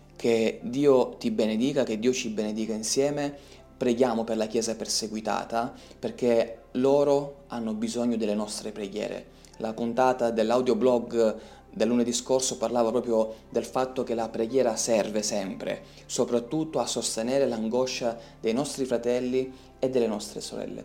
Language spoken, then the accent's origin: Italian; Italy; la libertà che abbiamo in Italia